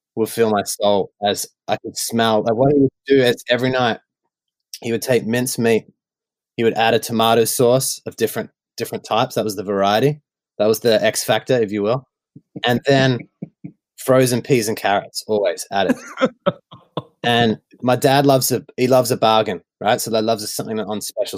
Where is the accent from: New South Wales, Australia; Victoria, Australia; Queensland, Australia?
Victoria, Australia; Melbourne; I grew up in uh, Melbourne, Victoria, in the northwestern suburbs